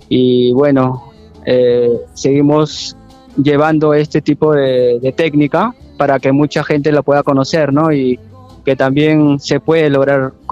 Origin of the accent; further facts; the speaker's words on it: Supe, Lima, Peru; Bueno, yo vengo del norte de Perú, de Lima a cuatro horas. Eh, vengo de la civilización más antigua de América, Caral, supe.